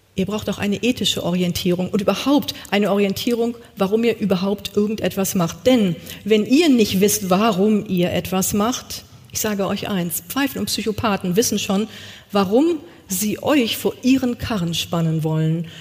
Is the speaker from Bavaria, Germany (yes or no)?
no; East Westphalia-Lippe, North Rhine-Westphalia, Germany; Ich komme aus Ostwestfalen-Lippe